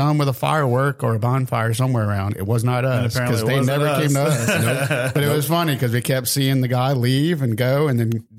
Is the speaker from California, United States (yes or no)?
no; Broussard, Louisiana, United States; also born or lived in Copperfield; I grew up in Broussard, and then I grew up in Copperfield when it just started. So there was like three little roads, and then we were surrounded by cane fields as far as you could see.